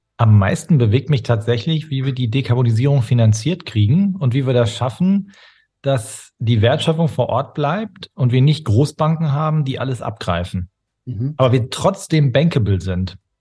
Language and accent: German; Ruhr area, near Dortmund, North Rhine-Westphalia, Germany; also born or lived in Stade; Groß geworden bin ich im Ruhrgebiet, an, ja. an der Grenze zu Dortmund